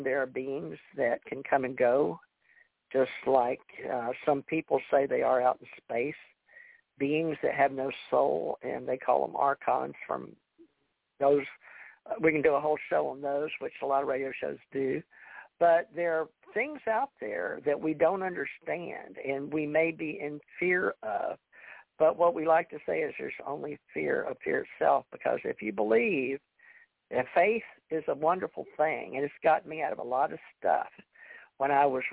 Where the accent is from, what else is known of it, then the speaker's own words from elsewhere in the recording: Louisiana, United States; now in Gulf Breeze, United States; I was born in Louisiana